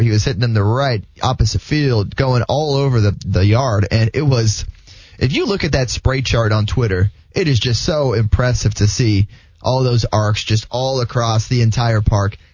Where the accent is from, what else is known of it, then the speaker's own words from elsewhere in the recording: West Palm Beach, Florida, United States; growing up in West Palm Beach